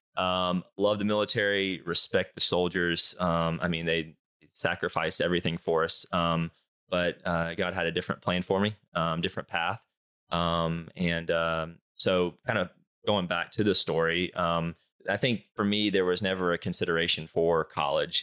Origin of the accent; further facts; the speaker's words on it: Charlotte, North Carolina, United States; born and raised in Charlotte